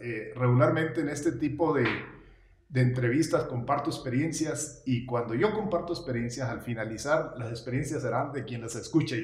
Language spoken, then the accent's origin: Spanish; Golden Triangle, rancho de Zarupa, Sinaloa, Mexico; born or raised there; moved away as an adult